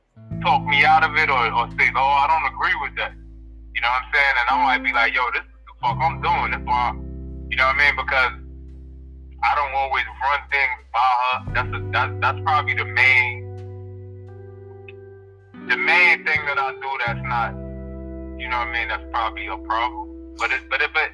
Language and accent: English; New York City, New York, United States; I'm from Brooklyn